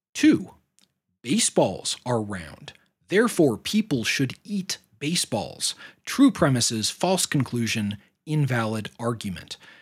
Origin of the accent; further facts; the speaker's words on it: United States; my own nation state